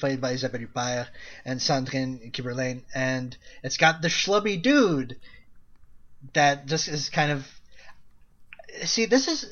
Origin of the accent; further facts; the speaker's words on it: Quebec, Canada; I'm from Quebec